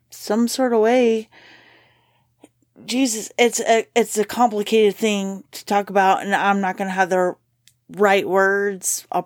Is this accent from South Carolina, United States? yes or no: no; Kentucky, United States; Because I'm from Kentucky